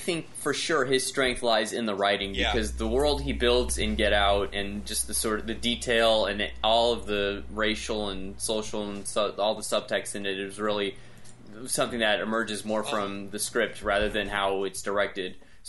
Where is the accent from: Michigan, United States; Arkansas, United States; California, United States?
California, United States; I'm from Southern California. I don't know anything about the North.